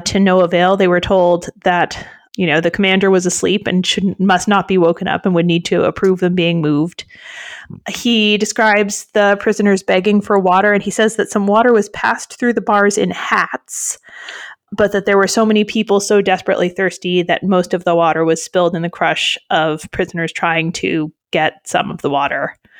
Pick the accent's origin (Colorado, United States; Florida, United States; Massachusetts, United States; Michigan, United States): Massachusetts, United States; I'm from Massachusetts